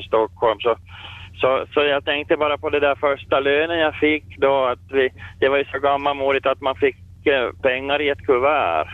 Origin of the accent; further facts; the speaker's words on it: Finland; moved away as an adult; also born or lived in Sweden; när jag kom till Finland och tillbaka, när jag fick hemlängtan